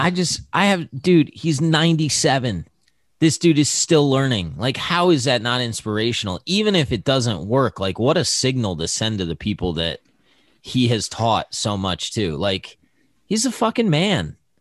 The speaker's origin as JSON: {"language": "English", "country": "United States", "tie": "born or raised there", "said": "I was born in America"}